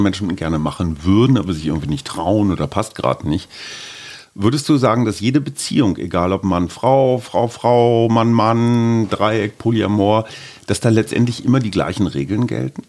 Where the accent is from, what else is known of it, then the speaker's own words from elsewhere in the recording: Berlin, Germany; wir sind beide aus Berlin